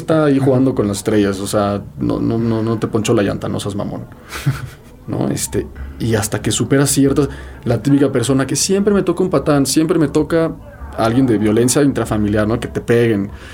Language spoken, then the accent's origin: Spanish; Mexico; soy mexicano